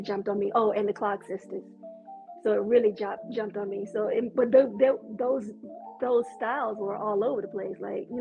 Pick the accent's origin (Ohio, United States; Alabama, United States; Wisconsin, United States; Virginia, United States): Virginia, United States; moved away; also born or lived in Georgia; I was born and raised in Virginia